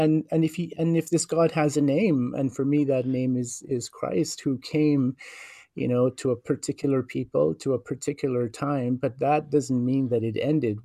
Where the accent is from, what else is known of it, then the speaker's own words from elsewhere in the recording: Norway House, Manitoba, Canada; moved away as an adult; also born or lived in Winnipeg; northern Manitoba, which is where I come from. I'm Cree, and I'm First Nation from the Norhouse Cree Nation. And so I was raised there